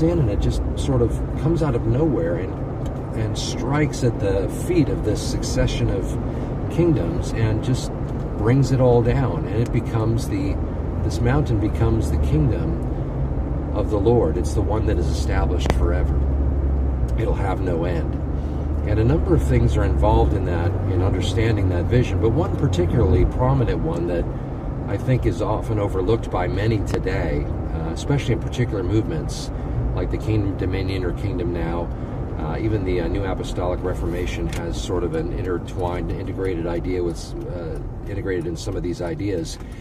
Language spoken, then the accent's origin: English; United States; my citizenship in as an American